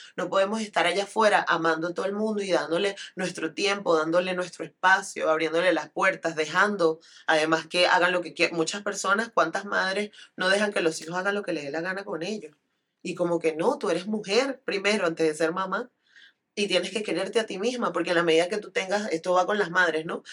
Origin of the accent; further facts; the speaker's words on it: Venezuela; viniendo de una sociedad como la venezolana y como la latinoamericana